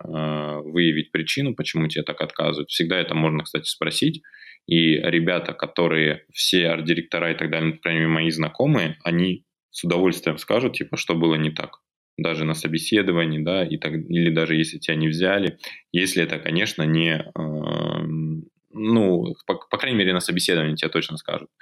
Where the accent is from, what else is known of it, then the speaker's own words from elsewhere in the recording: Belgorod, Belgorod Oblast, Russia; вернулись обратно, а, в наш регион, из Белгорода